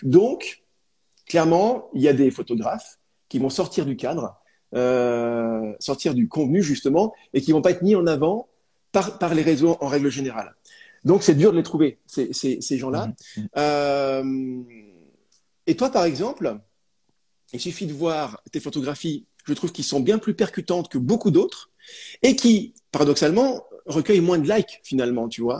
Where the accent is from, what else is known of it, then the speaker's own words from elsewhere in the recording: France; chez nous en France